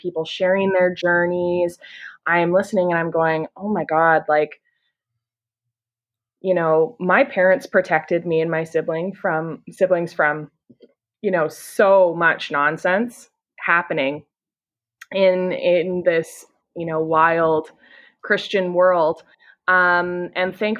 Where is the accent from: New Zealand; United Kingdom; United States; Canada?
Canada; I'm from Canada. I live in Ontario